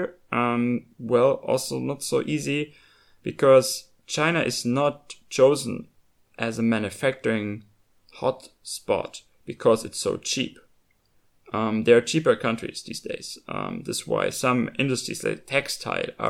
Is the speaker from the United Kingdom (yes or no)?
no; Germany; the values that I grew up with in Germany